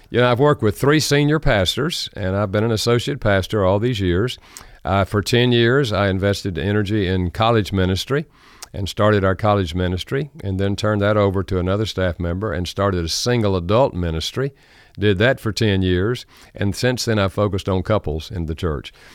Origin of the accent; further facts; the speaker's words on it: North Carolina, United States; accent: Southern American; I grew up in North Carolina. Uh, thus, I have a Southern American accent